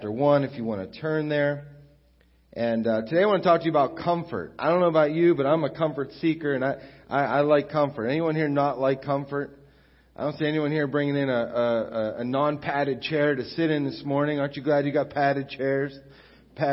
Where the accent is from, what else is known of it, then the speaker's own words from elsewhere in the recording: United States; moved away as an adult; also born or lived in Beaver Falls; now in Newcastle; I grew up here at Crossroads since I was like 7 years old when we moved from Beaver Falls down here